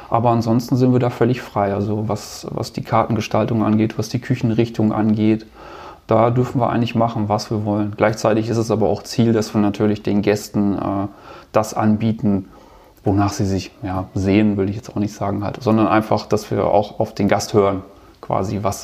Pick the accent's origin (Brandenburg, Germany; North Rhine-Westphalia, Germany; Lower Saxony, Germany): North Rhine-Westphalia, Germany; Also ich bin ja Ostwestfale und da ist das eh so ein bisschen